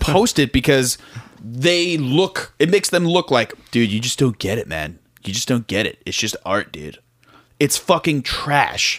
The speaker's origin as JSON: {"language": "English", "region": "South Florida", "country": "United States", "also_born_or_lived": "Tallahassee, Florida", "said": "I was driving home from Florida State, back to South Florida."}